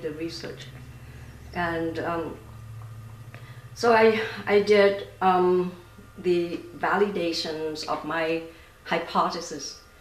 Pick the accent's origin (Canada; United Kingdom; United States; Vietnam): Vietnam; moved away; I grew up in Vietnam